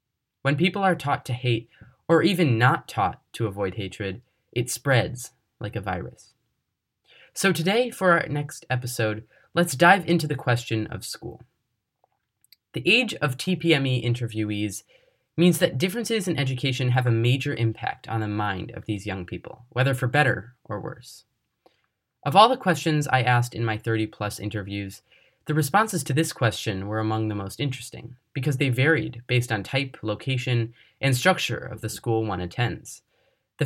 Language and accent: English; Chicago, Illinois, United States; I'm 17 and from the Chicago area